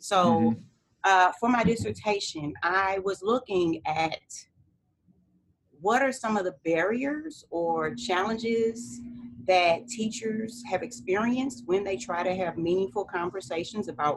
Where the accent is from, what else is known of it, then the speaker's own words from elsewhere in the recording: St. Louis, Missouri, United States; moved away as an adult; now in Mississippi, United States; I taught high school English in St. Louis, Missouri, my hometown, for 9 years